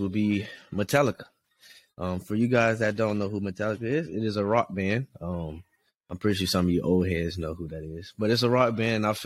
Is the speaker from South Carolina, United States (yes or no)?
yes; South Carolina, United States; moved away; I'm from South Carolina